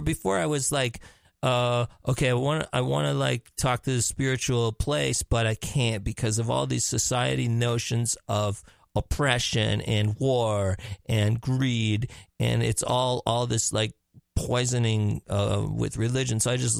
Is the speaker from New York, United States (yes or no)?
no; Milwaukee, Wisconsin, United States; I was born in Milwaukee, Wisconsin.